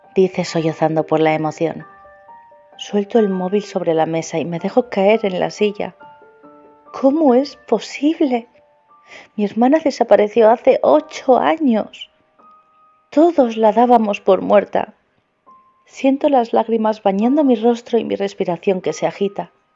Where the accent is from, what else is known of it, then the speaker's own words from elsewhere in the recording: Spain; de España